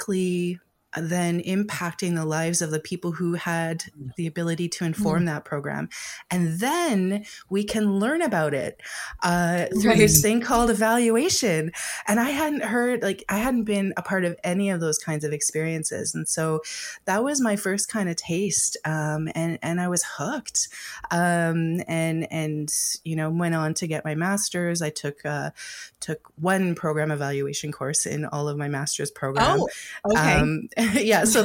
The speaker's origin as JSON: {"language": "English", "town": "Winnipeg", "region": "Manitoba", "country": "Canada", "tie": "born or raised there", "also_born_or_lived": "Calgary", "moved": "yes", "said": "my family moved from Calgary to Manitoba, which is, I have a lot of family in Manitoba. I was born in Winnipeg. And so a move back home felt kind of right"}